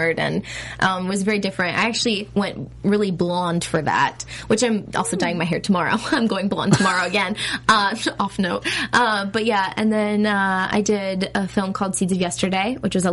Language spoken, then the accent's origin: English; Redlands, California, United States; I grew up in Redlands, California